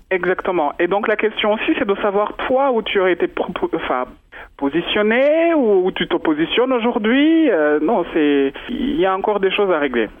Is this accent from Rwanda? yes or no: yes; Rwanda; moved away; Tant que Rwandais, on est tous mélangés d'une part ou d'une autre